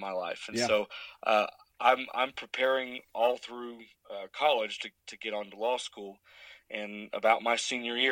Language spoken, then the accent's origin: English; Cedar Park, Texas, United States; I grew up in Cedar Park, Texas, just kind of northwest of Austin